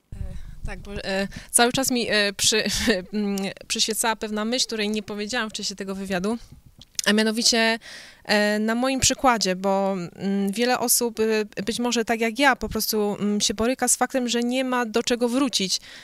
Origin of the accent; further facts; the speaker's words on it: Poland; moved away; ja jestem Polką. Ja urodziłam się w Polsce, e, wychowałam się